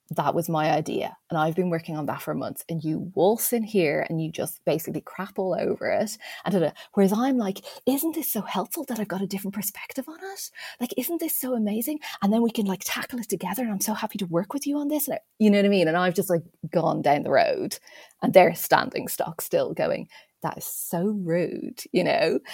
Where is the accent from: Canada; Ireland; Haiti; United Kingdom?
Ireland; me being Irish